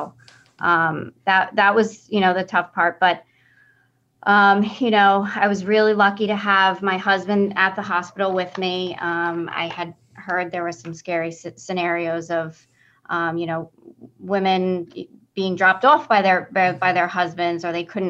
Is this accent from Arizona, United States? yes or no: no; Locust Valley, New York, United States; I've been born and raised in Locust Valley